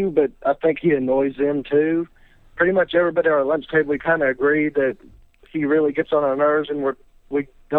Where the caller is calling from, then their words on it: Campbellsville, Kentucky, United States; from Campbellsville, Kentucky.